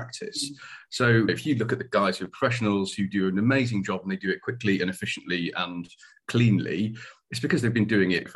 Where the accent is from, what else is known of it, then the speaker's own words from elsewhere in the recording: Yorkshire and the Humber, United Kingdom; moved away as an adult; also born or lived in Darlington; now in Plymouth, United Kingdom; I'm a Yorkshireman originally